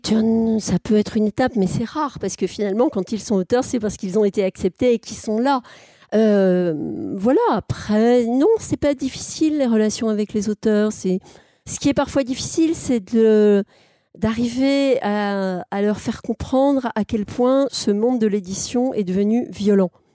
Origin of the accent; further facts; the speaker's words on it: Alsace, Grand Est, France; je suis né en Alsace